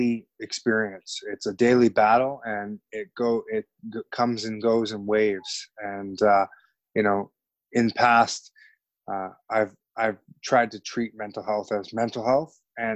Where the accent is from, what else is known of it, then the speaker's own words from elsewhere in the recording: Canada; as a Canadian